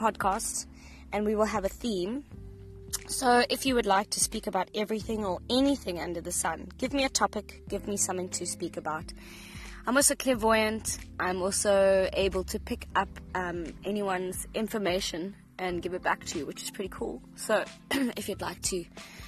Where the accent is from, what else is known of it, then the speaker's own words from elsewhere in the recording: Cape Town, Western Cape, South Africa; from Cape Town, South Africa.